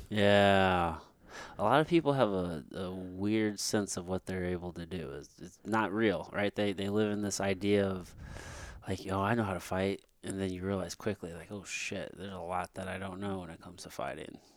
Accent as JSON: {"language": "English", "town": "Potosi", "region": "Missouri", "country": "United States", "tie": "born or raised there", "also_born_or_lived": "Jefferson City, Missouri", "said": "I grew up in Potosi until I moved to Jeff City in, like, sixth grade"}